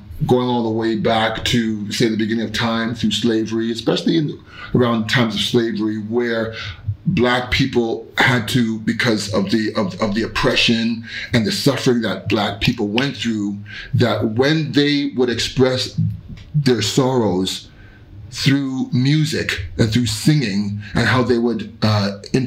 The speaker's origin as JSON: {"language": "English", "country": "Canada", "said": "being Canadian, being Black, and being in Canada"}